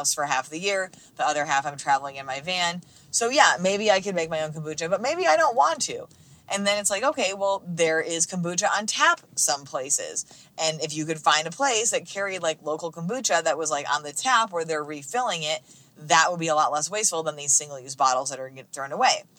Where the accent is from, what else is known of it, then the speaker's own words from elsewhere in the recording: United States; I'm speaking as like an American